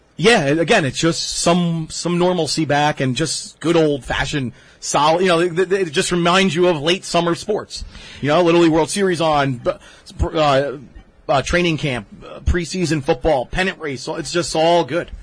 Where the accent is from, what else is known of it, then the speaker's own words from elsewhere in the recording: Toms River, New Jersey, United States; my hometown Tom's River East Little League